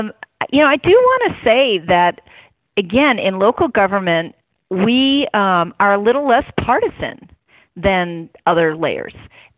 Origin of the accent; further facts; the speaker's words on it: Oakland, California, United States; I'm born and raised in my city. I have just been madly in love with Oakland all my life.